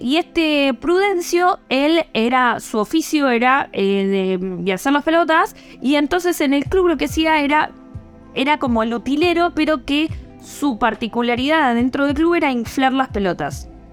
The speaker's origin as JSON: {"language": "Spanish", "country": "Argentina", "said": "como buena argentina"}